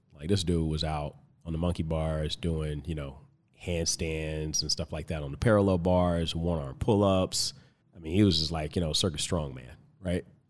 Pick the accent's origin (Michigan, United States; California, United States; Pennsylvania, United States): California, United States; Compton; now in Tucson, United States; originally I'm from Compton, California.